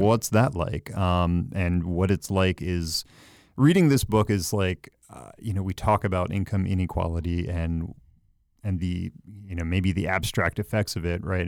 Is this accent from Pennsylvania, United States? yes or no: yes; Philadelphia, Pennsylvania, United States; I'm from Philly, but not from the mainline